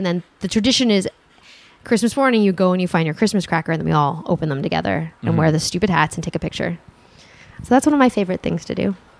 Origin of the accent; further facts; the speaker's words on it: Santa Monica, California, United States; Santa Monica, actually.